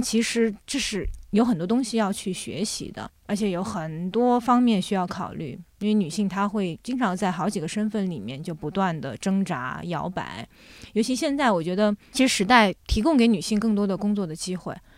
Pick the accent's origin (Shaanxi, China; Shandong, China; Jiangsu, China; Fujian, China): Jiangsu, China; a small village in; moved away as an adult; also born or lived in Shanghai / France; now in Beijing, China; 那后来我从上海跟着我父母又回到了我奶奶，爷爷奶奶家。我爷爷奶奶家其实就是在江苏的一个，呃，小村庄里面